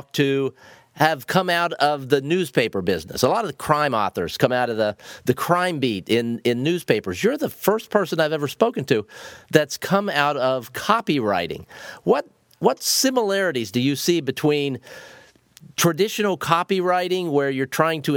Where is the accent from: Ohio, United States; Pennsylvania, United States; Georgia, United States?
Ohio, United States; Zanesville; moved away as an adult; now in Florida, United States; I grew up in Zanesville, Ohio, spent some time at Ohio University, where I know that you went, and I did all that before moving down to Florida